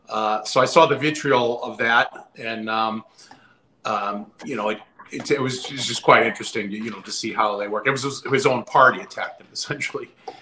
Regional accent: Massachusetts, United States; I'm from Massachusetts here in the USA

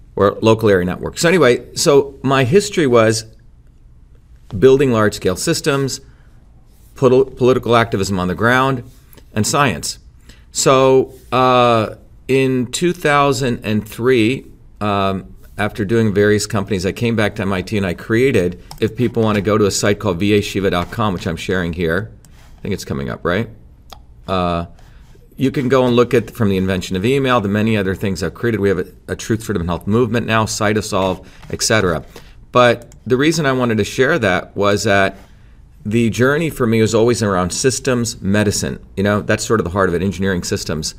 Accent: New Jersey, United States; also born or lived in India; So when I came to the United States in nineteen seventy, I settled in New Jersey, came here when I was seven

